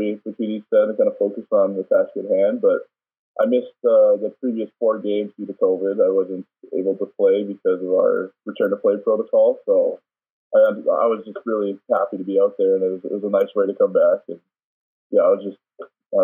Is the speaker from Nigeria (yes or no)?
no; Calgary, Alberta, Canada; also born or lived in Paris, France; I was born in Calgary, but I spent about four or five years in Paris, actually, because my dad was still playing professionally over there.